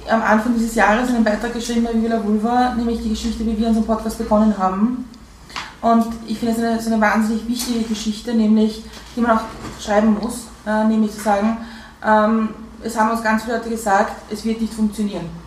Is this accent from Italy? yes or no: no; United Kingdom; Und ich bin halt Britin, ich kenne das aus Großbritannien sehr stark